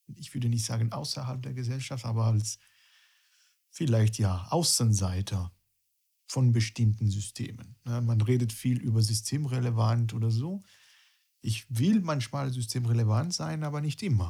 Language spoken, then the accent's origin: German; near Rome, Lazio, Italy; German is a second language; moved away as an adult; also born or lived in Berlin / Dresden; now in Germany; ich komme aus Italien, ich bin bei, bei Rom ge, äh, groß geworden und mit 26 ja, habe ich mich entschieden, eine mehr oder weniger lange Erfahrung in einem anderen europäischen Land zu starten